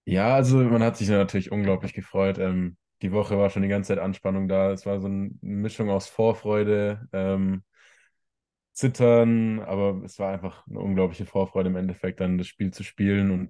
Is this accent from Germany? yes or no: yes; Ludwigsburg, Baden-Württemberg, Germany; also born or lived in Stuttgart; now in Remseck, Germany; in Ludwigsburg, richtig? Genau, ja.